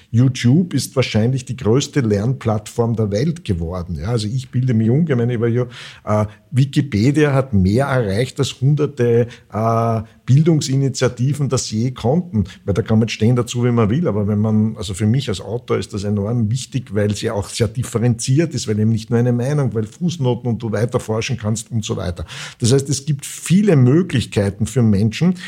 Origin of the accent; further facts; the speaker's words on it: Vienna, Austria; ich bin ja Wiener